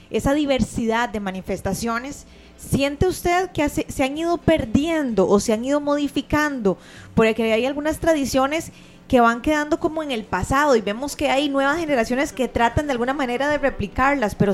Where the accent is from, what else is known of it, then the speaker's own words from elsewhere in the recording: Costa Rica; Que nos hacen eh, sentirnos arraigados a, nuestra cultura, ¿verdad? Lo que nos representa como ticos.